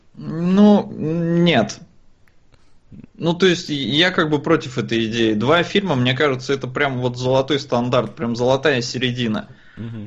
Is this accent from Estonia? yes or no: yes; Estonia; я родился и вырос в Эстонии